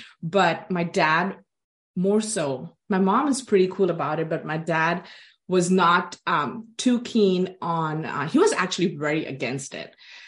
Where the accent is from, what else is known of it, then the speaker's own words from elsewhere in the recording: Dubai, United Arab Emirates; But for me, because I grew up in Dubai and in the 80s, there was no colleges or universities there. So I was either to leave the country to come to the Western world, Europe, USA, or even go back to India for attending college.